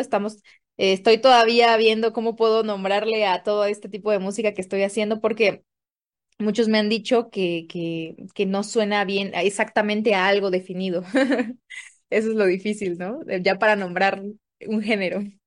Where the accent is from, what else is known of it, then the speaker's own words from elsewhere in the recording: Tapachula, Chiapas, Mexico; moved away as an adult; also born or lived in Oaxaca; now in Mexico City, Mexico; soy originaria de Chiapas, de Tapachula, para ser exactos.